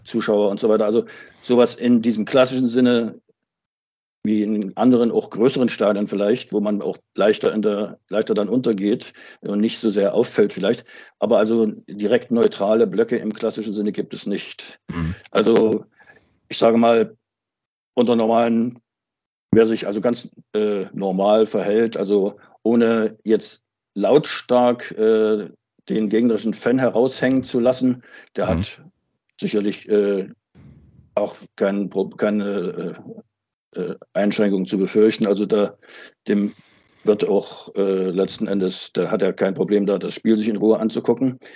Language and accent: German; Altenburg, Thuringia, Germany; moved away as an adult; also born or lived in Wismar; now in Schwerin, Germany; bin geboren und aufgewachsen in Altenburg in Thüringen und, äh, lebe seit Ende der achtziger Jahre in Mecklenburg, zunächst in Wismar, seit Anfang der zweitausender Jahre dann in Schwerin.